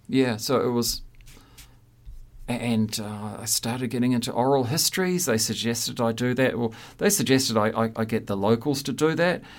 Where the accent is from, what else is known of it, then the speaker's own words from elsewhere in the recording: Christchurch, Canterbury, New Zealand; moved away as an adult; also born or lived in Hamilton; left my hometown of Christchurch looking for a job after graduating from art school